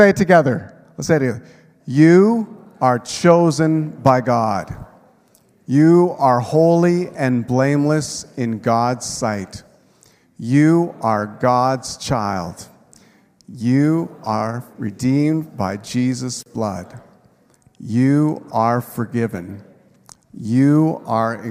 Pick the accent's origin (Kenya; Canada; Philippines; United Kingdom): Canada; I've lived my whole life in Canada